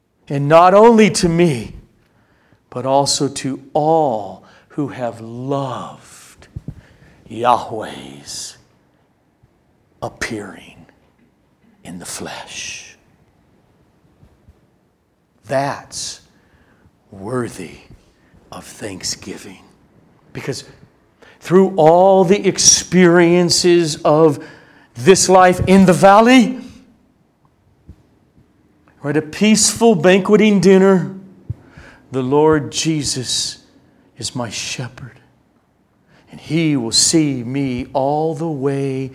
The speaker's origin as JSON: {"language": "English", "country": "United States", "said": "as American Christians"}